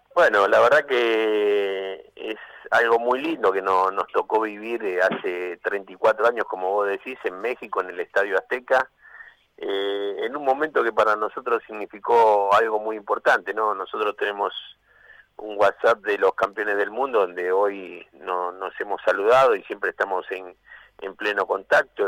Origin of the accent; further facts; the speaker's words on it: San Miguel, Buenos Aires Province, Argentina; mi lugar donde nací, en San Miguel